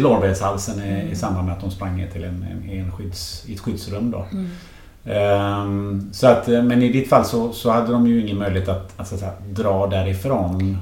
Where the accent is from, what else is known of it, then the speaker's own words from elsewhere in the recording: Sweden; jag är ju född i Sverige